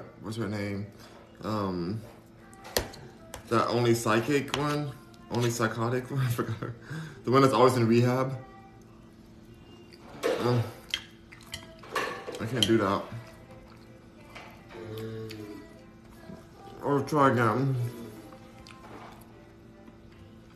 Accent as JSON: {"language": "English", "town": "Los Angeles", "region": "California", "country": "United States", "moved": "yes", "lives_now": "Houston, United States", "said": "I'm from Los Angeles"}